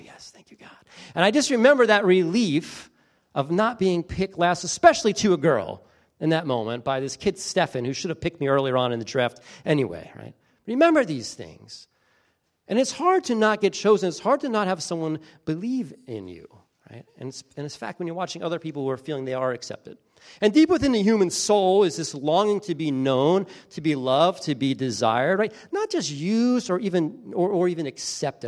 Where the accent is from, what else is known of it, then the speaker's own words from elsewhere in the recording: Beach Haven, New Jersey, United States; I grew up in a really small town in New Jersey, coastal New Jersey, little town called Beach Haven.